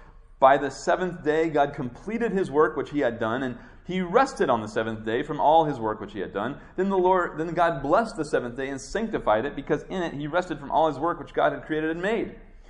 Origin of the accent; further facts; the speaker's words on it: Midwest, United States; the stuff that I grew up with in the Midwest